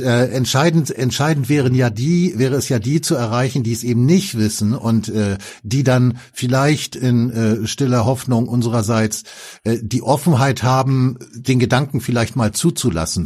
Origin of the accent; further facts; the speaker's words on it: Germany; als Deutscher